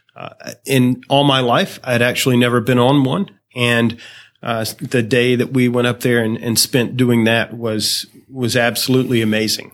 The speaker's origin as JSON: {"language": "English", "town": "Greenville", "region": "South Carolina", "country": "United States", "said": "I am from Greenville, South Carolina"}